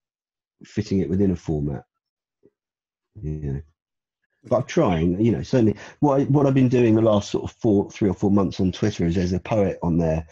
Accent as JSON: {"language": "English", "region": "London", "country": "United Kingdom", "tie": "born or raised there", "also_born_or_lived": "Edgware", "moved": "as an adult", "lives_now": "Steyning, United Kingdom", "said": "I was born there. I mean, I grew up in Brent and Kingsbury around there"}